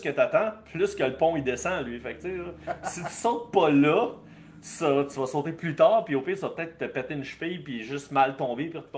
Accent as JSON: {"language": "French", "region": "New Brunswick", "country": "Canada", "tie": "born or raised there", "said": "Euh, Mathieu, j'ai grandi à Auromoto. Oh! au Nouveau-Brunswick."}